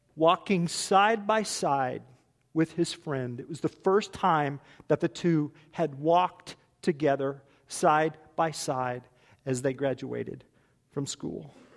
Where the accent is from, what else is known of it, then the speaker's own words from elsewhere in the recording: United States; I'm American. Cut me, I bleed America. My family has been in this country over two hundred years